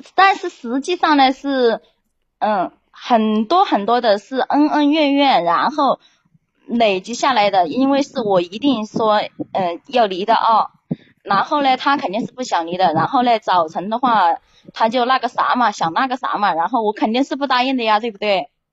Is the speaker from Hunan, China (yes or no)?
yes; Hunan, China; now in Haining, China; 我是老家是湖南的